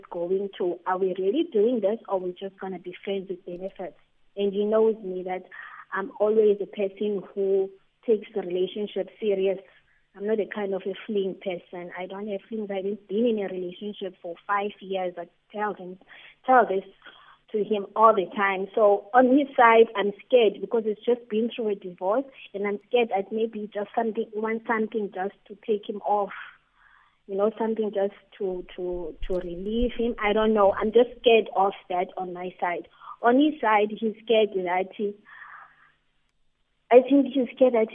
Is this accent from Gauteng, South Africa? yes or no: no; East London, Eastern Cape, South Africa; now in East London, South Africa; last year, I moved to Eastern Cape in East London, using PE, to my hometown because of issues with COVID, and lost my job.